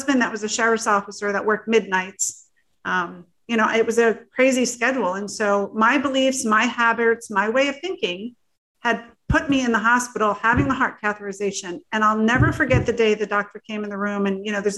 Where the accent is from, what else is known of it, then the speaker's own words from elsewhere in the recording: New Jersey, United States; also born or lived in Florida; I was very fortunate to be adopted into a family out of New Jersey, a very large Italian family